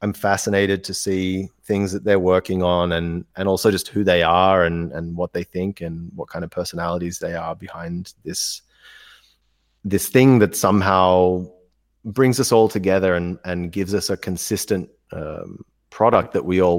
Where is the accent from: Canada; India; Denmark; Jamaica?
India; moved away; I grew up in India.